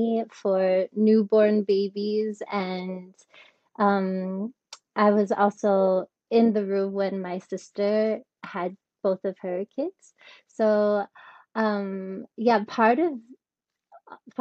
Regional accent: Michigan, United States; moved away as an adult; also born or lived in Ticino, Switzerland / Russia; now in Switzerland; I'm from Michigan

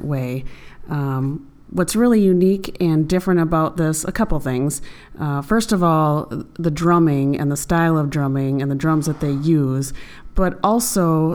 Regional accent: Midwest, United States; accent: Midwestern; now in Milwaukee, United States; my Midwestern accent

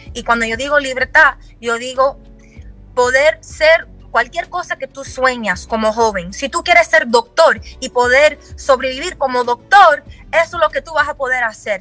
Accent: Miami, Florida, United States; yo no soy de Palm Beach, yo soy de Miami

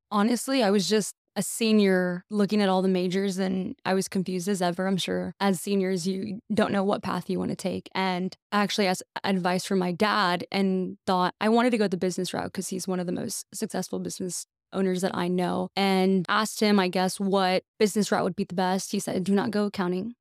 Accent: McAllen, Texas, United States; I am from McAllen, Texas, born and raised

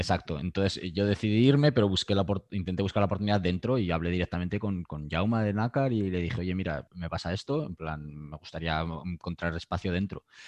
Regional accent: Aranda de Duero, Castile and León, Spain; moved away as an adult; also born or lived in Madrid / Mexico; now in Barcelona, Spain; Yo soy de, yo soy de Burgos, de un pueblo de Aranda de Duero.

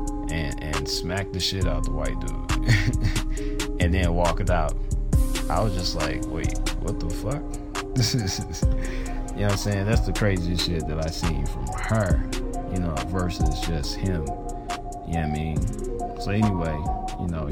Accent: St. Louis, Missouri, United States; I'm from St. Louis

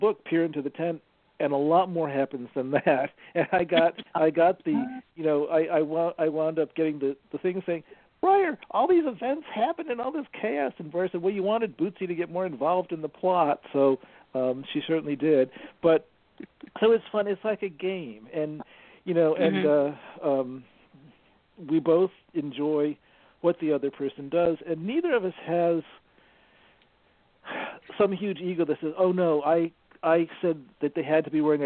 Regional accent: upstate New York, United States; moved away; also born or lived in Rhode Island / Boston; I'm from a town in upstate New York that is famous for having less sunshine than almost any spot in the country. So I had this sort of overcast childhood

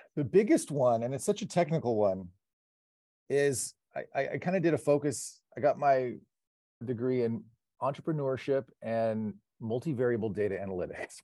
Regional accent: Pasadena, California, United States; Born and raised in Pasadena, home of the Rose Parade and the Rose Bowl

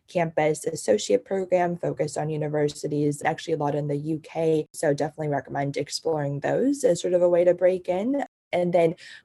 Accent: China; also born or lived in New Jersey, United States; now in United States; I grew up in China and lived in New Jersey after I came to the States.

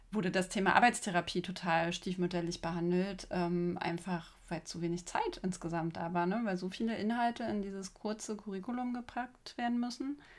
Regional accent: East Germany, Germany; Also ich bin ja auch aus dem Osten.

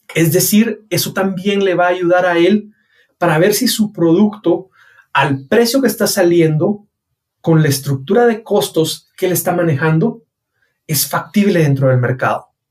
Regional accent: Guatemala

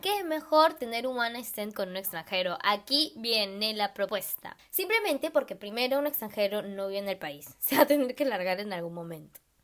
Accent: Colombia; moved away; soy colombiana

